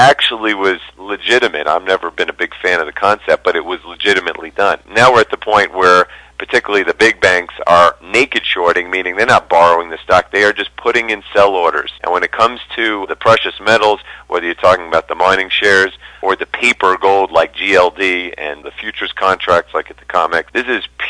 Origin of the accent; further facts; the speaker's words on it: New York, United States; now in Denver, United States; I'm from New York. I live in Denver now